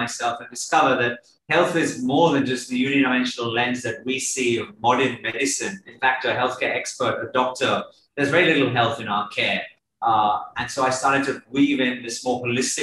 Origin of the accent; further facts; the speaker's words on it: Bournemouth, South West England, United Kingdom; also born or lived in London; I grew up in England, in Bournemouth on the south coast, where my mum's family are from. I went to university